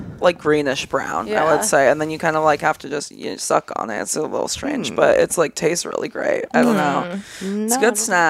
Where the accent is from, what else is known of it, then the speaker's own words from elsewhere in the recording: Kauai, Hawaii, United States; now in Los Angeles, United States; I grew up on Kauai, so like the smallest one